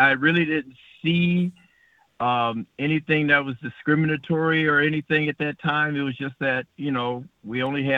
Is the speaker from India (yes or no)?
no; San Francisco, California, United States; Born and raised in San Francisco.